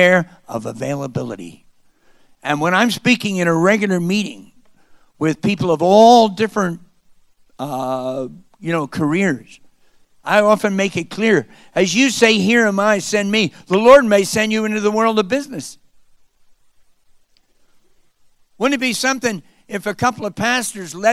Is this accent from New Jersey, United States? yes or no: yes; Wyckoff, New Jersey, United States; moved away; being born in my little hometown of Wyckoff, New Jersey